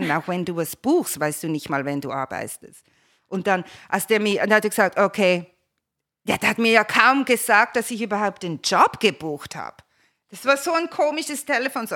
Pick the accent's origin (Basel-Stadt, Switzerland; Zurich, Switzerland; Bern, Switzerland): Basel-Stadt, Switzerland; Basel; moved away as an adult; also born or lived in Geneva; now in Los Angeles, United States; als Kind in Basel bin ich im Kinderzirkus aufgewachsen.